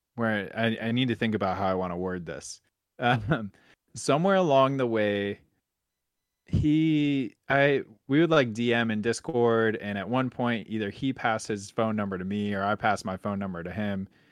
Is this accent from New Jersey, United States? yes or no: no; Buffalo, New York, United States; also born or lived in the South (US); now in Southern United States; I'm from Buffalo, New York, and that's, like, ice cream heaven